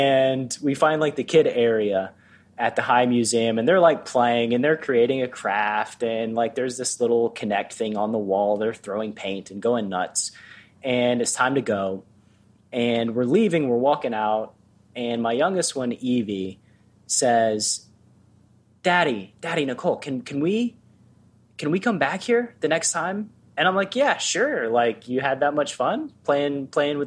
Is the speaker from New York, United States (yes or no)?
no; Tennessee, United States; moved away as an adult; also born or lived in Los Angeles; I grew up Baptist living in Tennessee